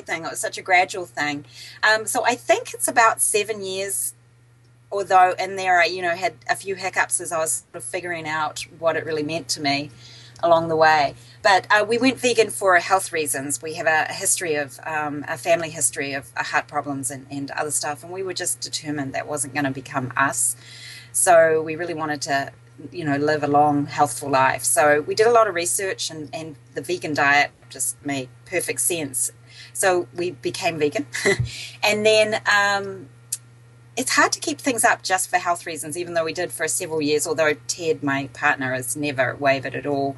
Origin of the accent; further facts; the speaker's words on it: New Zealand; moved away as an adult; also born or lived in British Columbia / Boston / Southern California; now in Dunedin, New Zealand; I'm from New Zealand originally